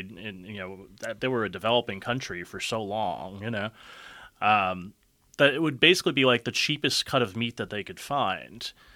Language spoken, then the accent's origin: English; Yonkers, New York, United States; moved away as an adult; now in Cleveland, United States; I grew up in Yonkers, New York, which is just north of the Bronx